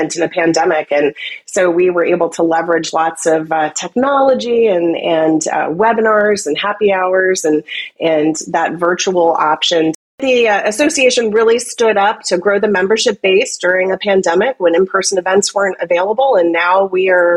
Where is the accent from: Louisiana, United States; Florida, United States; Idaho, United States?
Florida, United States; Central; I grew up in Central Florida